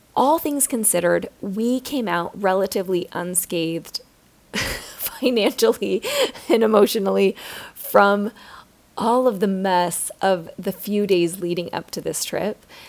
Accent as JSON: {"language": "English", "country": "United States", "said": "being an American"}